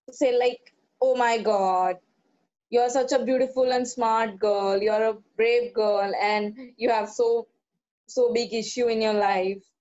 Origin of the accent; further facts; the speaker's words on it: Kerala, India; No, I'm a Keralite.